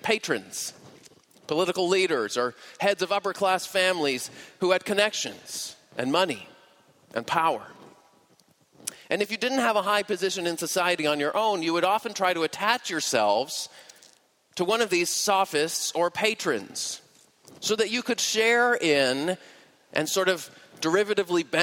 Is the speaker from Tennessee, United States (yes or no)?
no; Boston, Massachusetts, United States; moved away; I'm originally from the Boston area